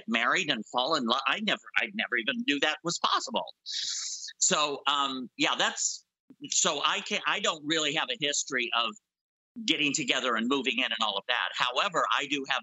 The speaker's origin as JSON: {"language": "English", "region": "Indiana", "country": "United States", "tie": "born or raised there", "moved": "yes", "said": "I grew up in the Midwest, in Indiana"}